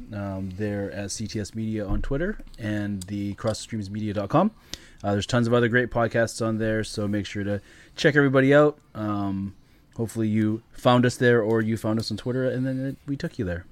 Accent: Canada; as a Canadian kid growing up in Canada

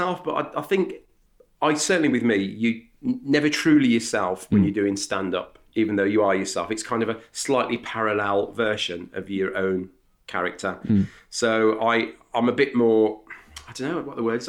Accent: Birmingham, West Midlands, United Kingdom; accent: Brummie; my Brummie accent, which... It's quite strong

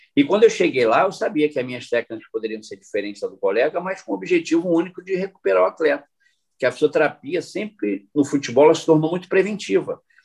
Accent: Brazil; moved away as an adult; also born or lived in Japan; éramos quatro brasileiros

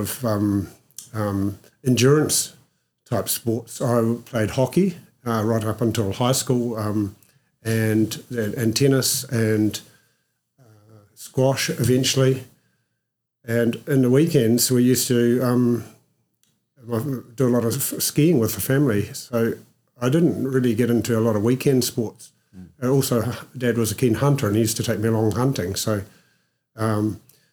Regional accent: Oamaru, Otago, New Zealand; moved away as an adult; also born or lived in England / Christchurch / Wanaka; I was born in Oamaru

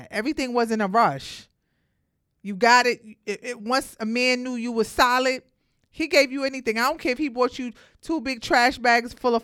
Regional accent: New York City, New York, United States; I'm from Brooklyn

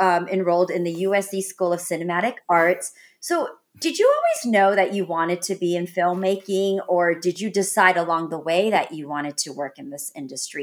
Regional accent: North Carolina, United States; also born or lived in Texas; I grew up in, like, North Carolina and Texas

